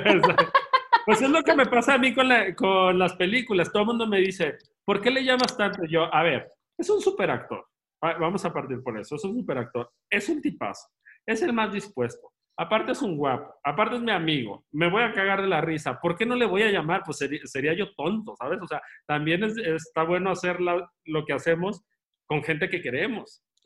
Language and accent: Spanish; Guadalajara, Jalisco, Mexico; moved away as an adult; also born or lived in Spain; la ciudad donde yo crecí, que es el Teatro de Gollado en Guadalajara